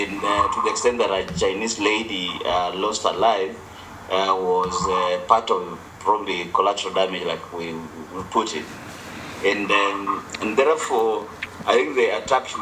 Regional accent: Kenya; moved away; even those of us who are Kenyan and living out of the country

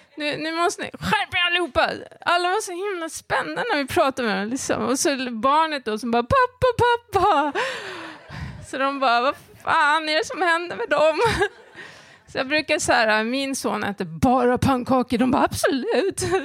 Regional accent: Järna, Stockholm County, Sweden; den lilla byn där jag växte upp i, i Järna

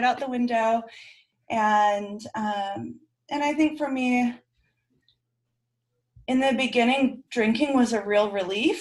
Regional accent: Bay Area, California, United States; now in Sacramento, United States; I grew up in the Bay Area

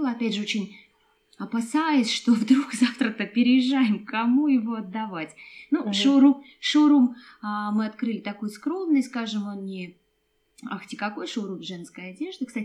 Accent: Kazakhstan; Хоть мы и кочевники, я из Казахстана, я родилась в Казахстане, и нам нравится переезжать

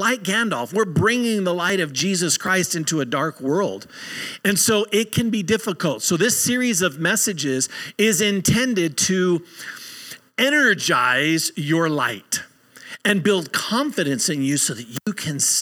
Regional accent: Southern California, United States; moved away as an adult; also born or lived in Colorado; my family and I moved from Southern California to the beautiful state of Colorado

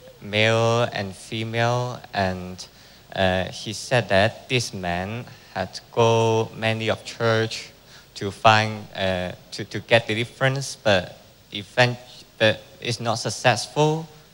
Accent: Hong Kong; I come from Hong Kong

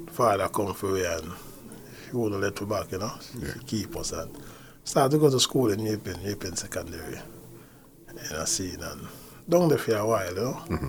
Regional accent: Kingston, Jamaica; me grew up in Appian Avenue, you know, Kingston

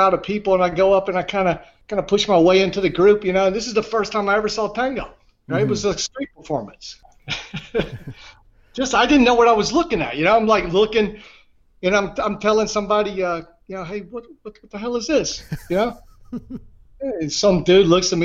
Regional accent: the Deep South, United States; also born or lived in Buenos Aires; I'm from the Deep South and the Old South too

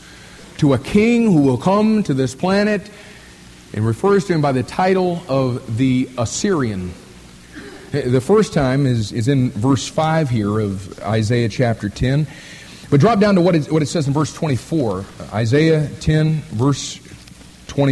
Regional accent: United States; we call ourselves Americans

